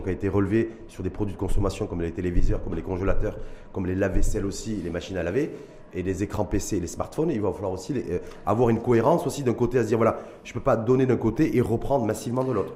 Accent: Morocco; chez nous, au Maroc

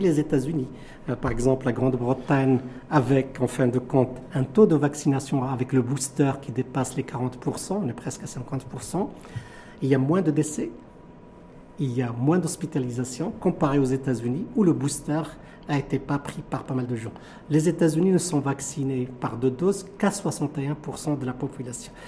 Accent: Morocco; chez nous au Maroc

